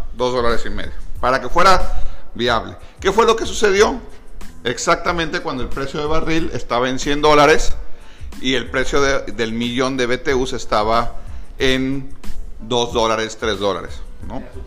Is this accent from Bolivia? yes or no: no; Mexico